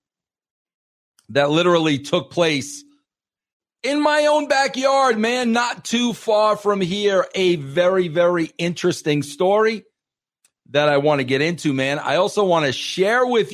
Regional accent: Colorado, United States; my hometown state of Colorado

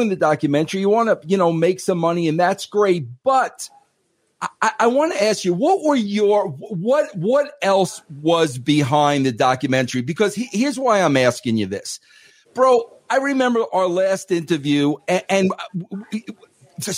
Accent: New York, United States; I'm a New Yorker

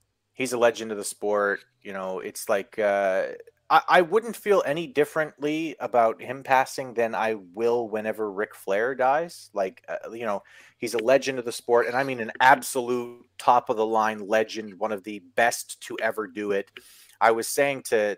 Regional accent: Canada; I'm from Canada

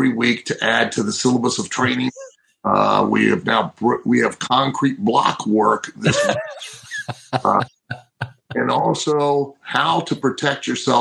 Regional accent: Lima, Ohio, United States; moved away; in Lima, Ohio on October 28th in my hometown with my mother in the audience

